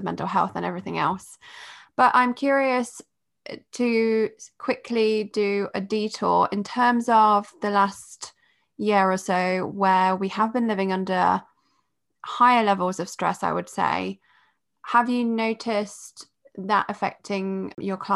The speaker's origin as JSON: {"language": "English", "country": "Poland", "tie": "born or raised there", "moved": "yes", "said": "I was raised in Poland"}